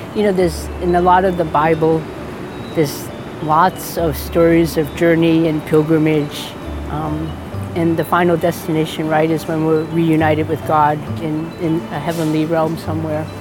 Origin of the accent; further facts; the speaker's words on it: United States; I'm Chinese American